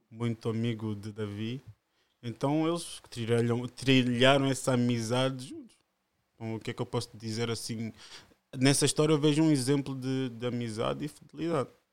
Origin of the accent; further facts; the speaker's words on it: Margem Sul, Lisbon, Portugal; also born or lived in Angola; vivo cá desde 5 anos